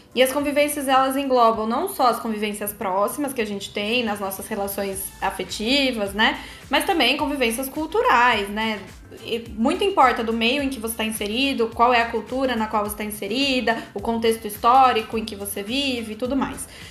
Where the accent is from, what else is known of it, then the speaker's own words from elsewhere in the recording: Campinas, São Paulo, Brazil; moved away as an adult; now in São Paulo, Brazil; já morei fora do Brasil e sou nascida em Campinas, assim como o Luiz. Hoje eu moro em São Paulo.